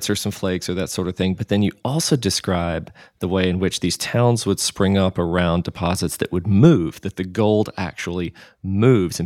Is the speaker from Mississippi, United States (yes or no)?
yes; Mississippi, United States; growing up in Mississippi